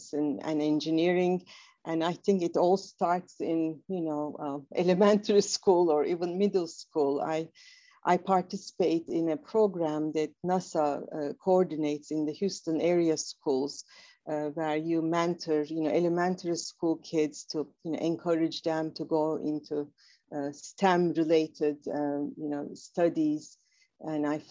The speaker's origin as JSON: {"language": "English", "region": "Istanbul", "country": "Turkey", "tie": "born or raised there", "moved": "as an adult", "lives_now": "United States", "said": "I'm originally from Istanbul, Turkey. So, growing up in Istanbul"}